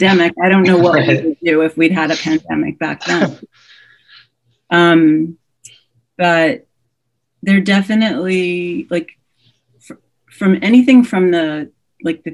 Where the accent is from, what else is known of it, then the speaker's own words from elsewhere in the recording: New Orleans, Louisiana, United States; I grew up in New Orleans.